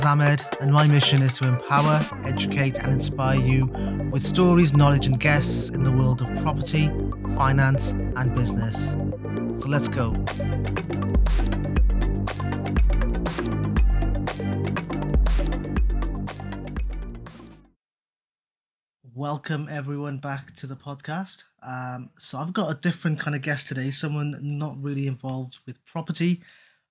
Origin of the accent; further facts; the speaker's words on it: Newport, Wales, United Kingdom; you're from the same city as me. You're from Newport